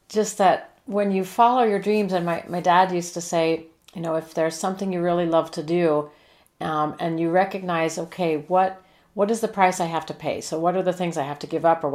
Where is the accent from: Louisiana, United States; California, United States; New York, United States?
California, United States; Los Angeles; I grew up in the San Fernando Valley in California, in Southern California